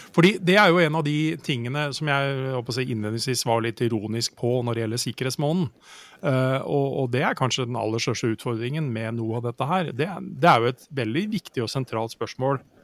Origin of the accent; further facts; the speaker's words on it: Norway; her hjemme i Norge